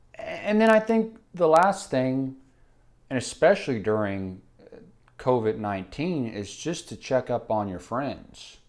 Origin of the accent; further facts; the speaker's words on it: Enid, Oklahoma, United States; we grew up in Enid